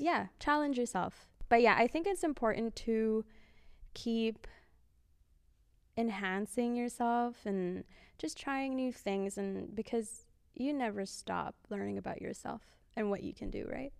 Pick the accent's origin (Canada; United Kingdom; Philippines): Philippines; I'm Filipino